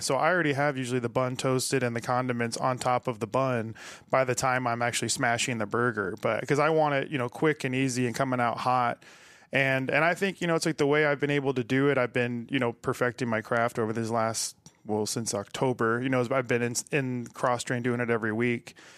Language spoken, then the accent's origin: English; Omaha, Nebraska, United States; also born or lived in Chicago; I grew up out in Elkhorn, grew up, most of my friends and family are all out in West Omaha